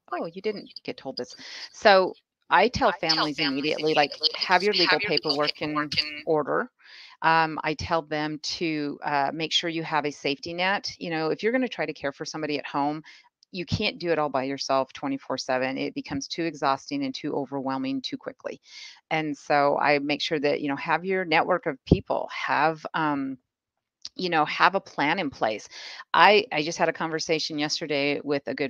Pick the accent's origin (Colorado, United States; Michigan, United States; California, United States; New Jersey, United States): Colorado, United States; I grew up here in Colorado